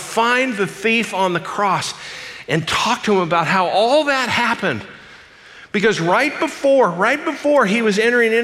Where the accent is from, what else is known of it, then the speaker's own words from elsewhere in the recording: Glendale, California, United States; I grew up in Glendale, California